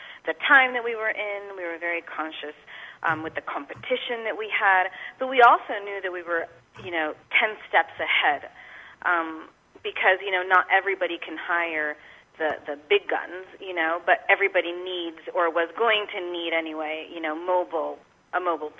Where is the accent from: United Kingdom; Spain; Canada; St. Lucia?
Spain; moved away as an adult; now in San Antonio, United States; I'm originally from Spain and moved here when I was 21, actually, to finish college